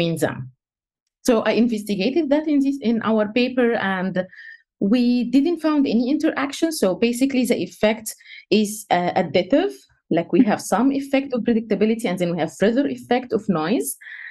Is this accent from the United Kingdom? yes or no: no; Egypt; first language Egyptian Arabic; English is a second language; moved away; I'm Egyptian, so my native language is Egyptian Arabic